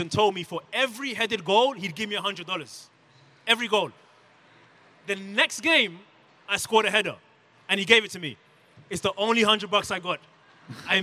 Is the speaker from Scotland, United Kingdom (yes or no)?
no; London, United Kingdom; moved away as an adult; also born or lived in Democratic Republic of the Congo; now in United States; I was born in the Congo and raised in London from age 4 onwards.